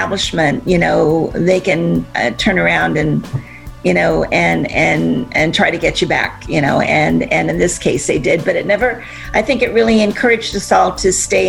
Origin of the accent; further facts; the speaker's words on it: Azusa, California, United States; the city that I grew up in Azusa. It's just a small community